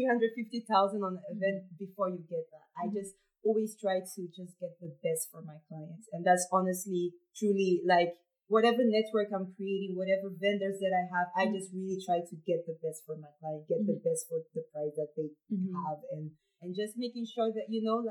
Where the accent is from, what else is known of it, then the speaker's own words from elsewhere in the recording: Ghana; I'm Ghanaian, and that's the second place I really felt like home.